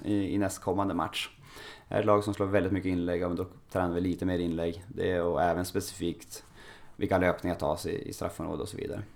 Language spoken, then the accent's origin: Swedish; Norrland, Sweden; jag är uppväxt i Norrland